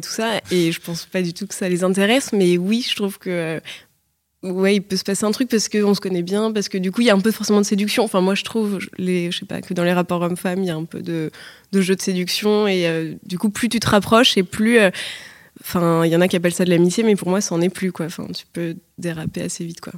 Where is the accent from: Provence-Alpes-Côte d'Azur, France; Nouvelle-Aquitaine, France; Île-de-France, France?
Île-de-France, France; Paris; je suis née, grandie à Paris